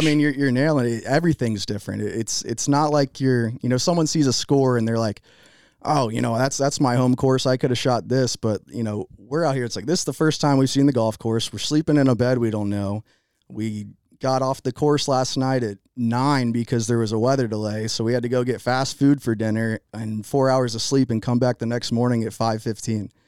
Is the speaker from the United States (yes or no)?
yes; Jacksonville, Florida, United States; I grew up in Jacksonville, Florida